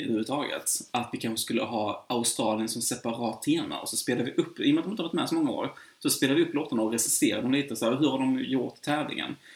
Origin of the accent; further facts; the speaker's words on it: Sweden; jag som svensk